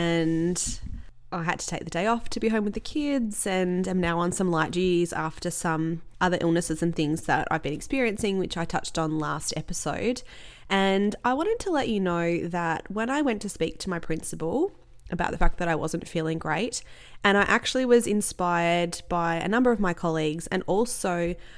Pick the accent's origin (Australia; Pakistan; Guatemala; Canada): Australia; I'm Australian